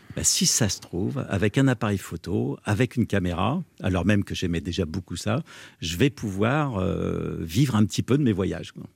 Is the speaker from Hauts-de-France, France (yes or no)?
no; Sologne, Centre-Val de Loire, France; chez moi en Sologne, dans la ferme de mon grand-père